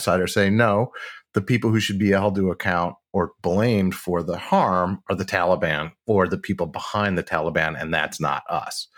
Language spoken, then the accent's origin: English; Midwest, United States; I'm from the Midwest